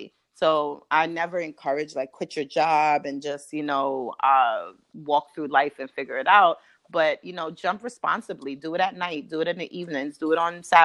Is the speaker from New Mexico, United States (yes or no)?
no; Brooklyn, New York, United States; moved away as an adult; now in Baltimore, United States; I'm from Brooklyn, New York, and I migrated to Baltimore for graduate school